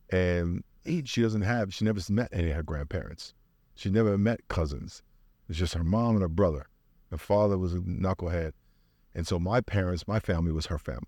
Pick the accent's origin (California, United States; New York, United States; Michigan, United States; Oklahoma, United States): New York, United States; Long Island; moved away as an adult; now in San Diego, United States; I grew up in New York.